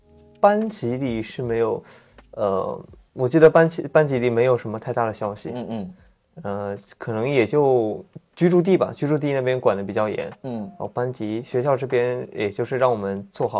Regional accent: Anhui, China; also born or lived in Fujian / Guangdong; 我这个说起来就蛮复杂的。我生生在福建，嗯嗯，呃，长在安徽，学在广东。

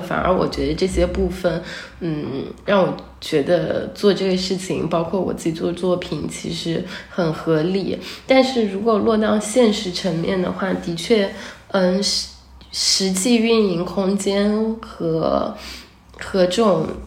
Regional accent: Hangzhou, Zhejiang, China; moved away; 我小时候在杭州，然后 很早之前就，嗯，离开杭州了，去上学啊什么的。然后我也是二零，二零年，年底才回来这里的

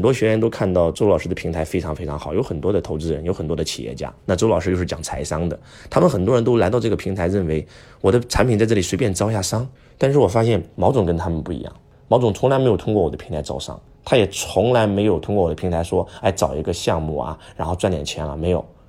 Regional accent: China; 我们中国人

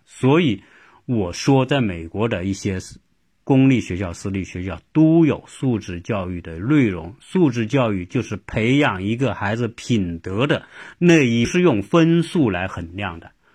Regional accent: China; 我们中国人的家长

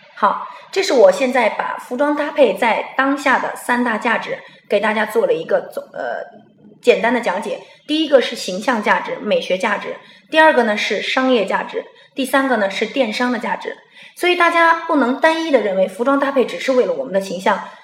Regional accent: China; 在我们中国人的想法当中

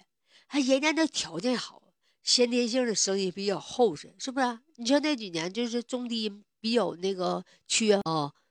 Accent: Northeast China, China; 就是我们东北这边一般来讲就是肾比好，因为总吃黄豆嘛，头发好。所以说，我认为哈，这首歌真的代表着东北的特色啊，也代表我们北方人啊，对不对？

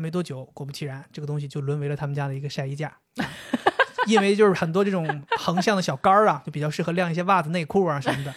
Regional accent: Northeast China, China; 我作为一个东北人

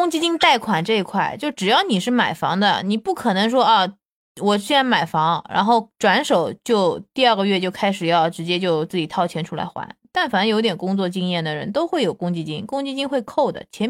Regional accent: Shanghai, China; 我是上海的，

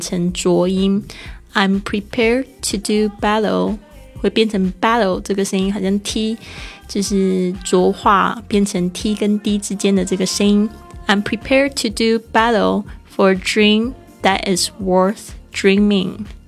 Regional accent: Taiwan; accent: Taiwanese Mandarin; 我的台湾国语出来

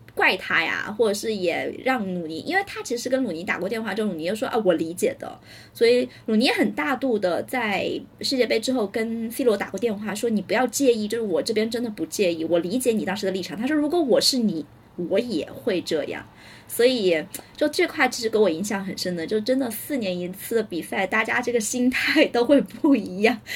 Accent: Hubei, China; 后天我就要去我们湖北这边新开两年的一个雪场，叫做绿葱坡去滑雪

